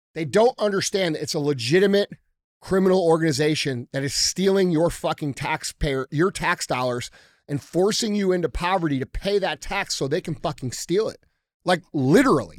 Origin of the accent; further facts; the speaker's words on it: United States; we as American citizens